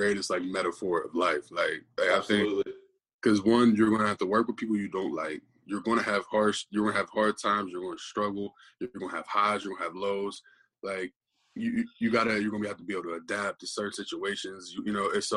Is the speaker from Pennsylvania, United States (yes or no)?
yes; Beaver Falls, Pennsylvania, United States; moved away as an adult; now in Michigan, United States; growing up in Beaver Falls, I know we're a little small town